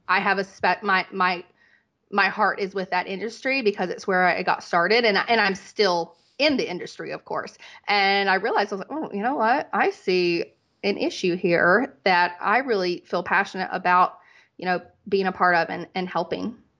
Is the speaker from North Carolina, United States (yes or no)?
yes; North Carolina, United States; moved away as an adult; also born or lived in Dallas, Texas / Las Vegas; I was from North Carolina